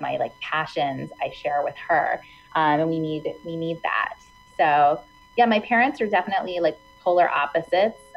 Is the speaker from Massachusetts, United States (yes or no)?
no; Hudson Valley, New York, United States; now in New York City, United States; I grew up in the Hudson Valley, which is about an hour and a half north of New York City